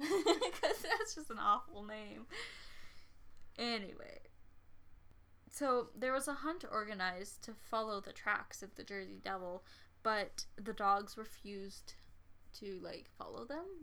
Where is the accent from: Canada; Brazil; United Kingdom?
Canada; Saskatchewan; I'm from Saskatchewan.